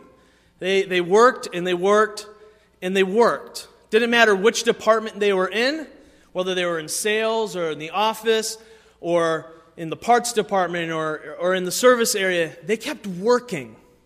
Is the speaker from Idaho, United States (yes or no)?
no; Waterford, Michigan, United States; I grew up in Waterford, Michigan, not super far from here